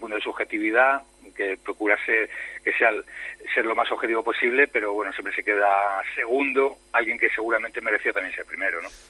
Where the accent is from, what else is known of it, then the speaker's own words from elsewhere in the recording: Spain; soy el periodista español